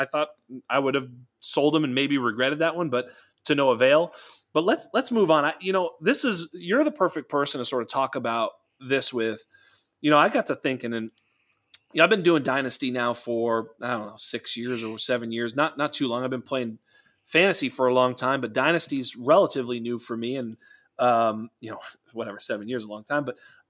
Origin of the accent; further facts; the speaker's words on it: Northeast, United States; I mean, I'm from the Northeast.